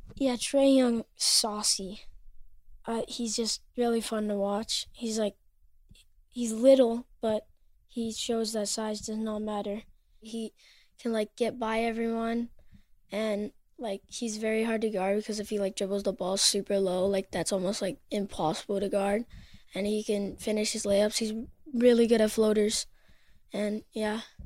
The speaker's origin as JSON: {"language": "English", "region": "Vermont", "country": "United States", "tie": "born or raised there", "also_born_or_lived": "Los Angeles, California / Manhattan Beach, California", "said": "I was born in LA, but I grew up in Vermont"}